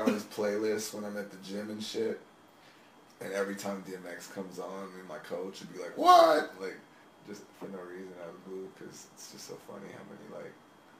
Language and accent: English; Texas, United States; I grew up in Texas